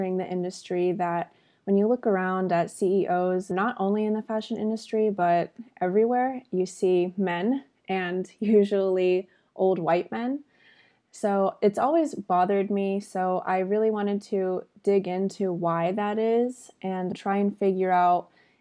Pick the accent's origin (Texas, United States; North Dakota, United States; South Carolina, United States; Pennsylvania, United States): Texas, United States; Austin; I'm born and raised in Austin